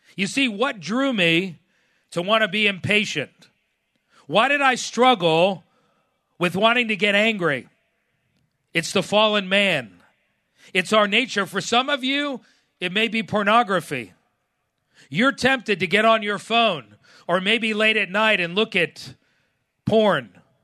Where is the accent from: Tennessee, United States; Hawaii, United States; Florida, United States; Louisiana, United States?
Florida, United States; South; growing up in South Florida, I used to fish a lot in the Keys